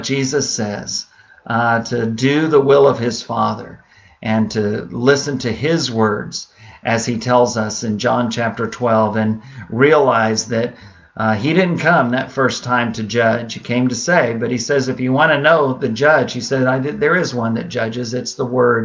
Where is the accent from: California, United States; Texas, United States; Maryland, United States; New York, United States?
Texas, United States; San Antonio; growing up in San Antonio